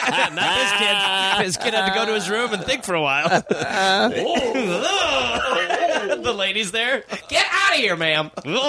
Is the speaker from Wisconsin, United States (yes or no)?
yes; Milwaukee, Wisconsin, United States; born or raised there